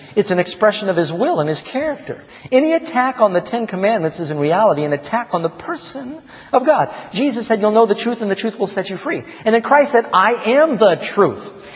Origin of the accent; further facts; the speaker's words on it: New York, United States; also born or lived in Burbank, California; I was born in Burbank, but I ended up growing up in Manhattan.